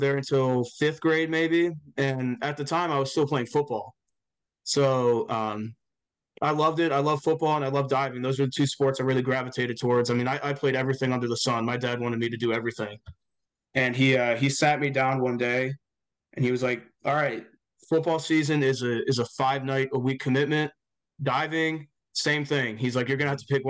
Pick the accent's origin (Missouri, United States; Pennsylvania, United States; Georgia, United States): Pennsylvania, United States; Quakertown; I grew up outside of Philadelphia in a town called Quakertown, maybe like an hour and 45 minutes from Center City